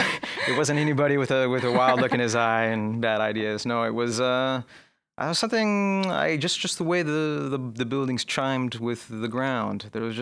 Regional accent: California, United States; In California.

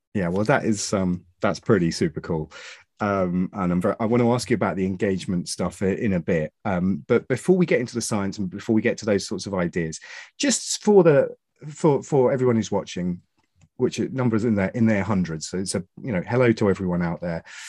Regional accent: Suffolk, East of England, United Kingdom; I'm from Suffolk

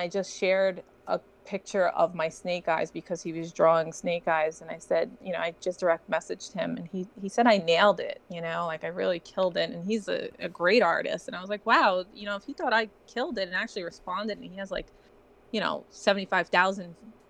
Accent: Brooklyn, New York, United States; Well, I grew up in Brooklyn. I survived Brooklyn growing up as a kid by using my artwork

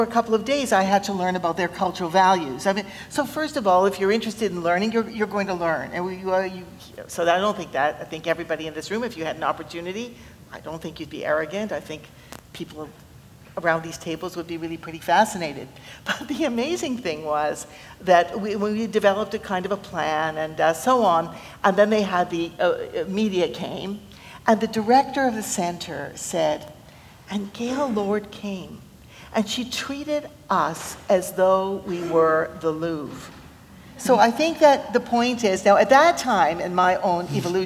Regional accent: Canada; I'm a Canadian

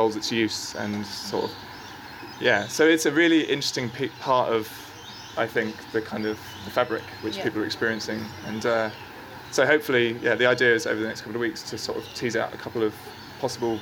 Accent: England, United Kingdom; now in Sydney, Australia; as an Englishman

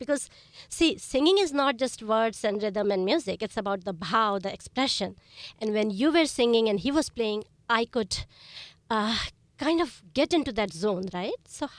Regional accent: India; now in United States; I was born and raised in India.

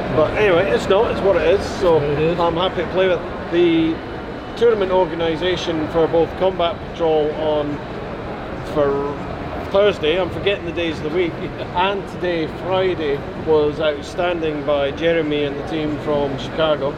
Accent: Scotland, United Kingdom; being a Scotsman

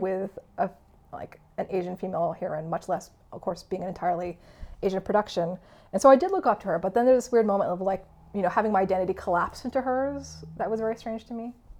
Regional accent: Canada; first language English; I was born in Canada, and uh, English has been my primary language

